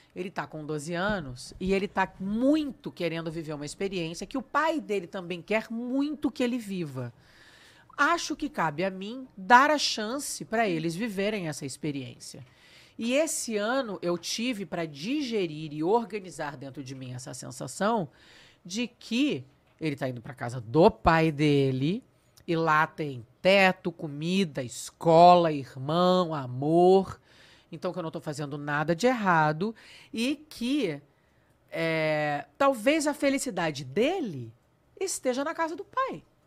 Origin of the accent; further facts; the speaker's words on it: São Paulo, Brazil; accent: Brazilian; moved away as an adult; also born or lived in Rio de Janeiro, Brazil; now in Cascais, Portugal; Eu saí de São Paulo com 19 anos e me mudei para o Rio de Janeiro. Daí eu cheguei no Rio de Janeiro, pensei, pô, larguei minha família, todos os meus amigos, mudei de cidade